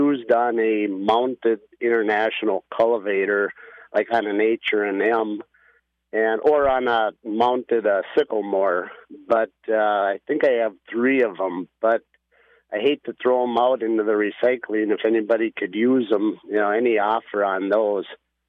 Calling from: Annandale, Minnesota, United States

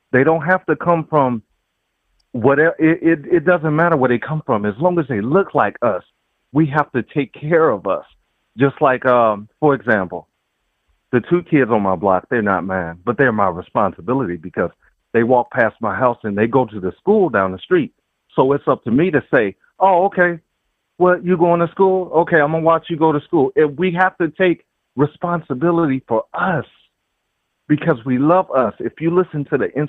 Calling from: Chicago, Illinois, United States; I'm calling from Chicago, Illinois

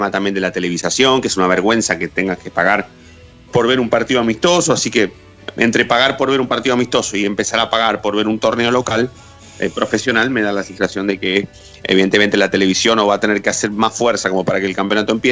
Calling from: Buenos Aires, Argentina; de Caballito.

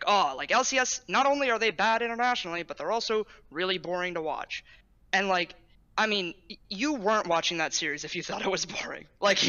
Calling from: California, United States; Still in Bay Area, but I move in like 24 hours, so I'm excited for that.

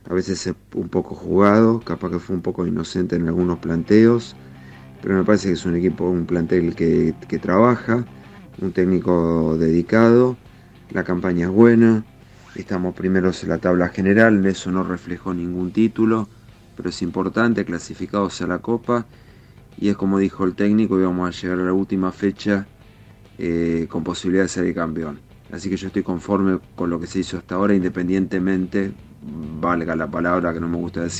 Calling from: Mar del Plata, Buenos Aires Province, Argentina; Hola Ramiro, buenas tardes … de Mar del Plata.

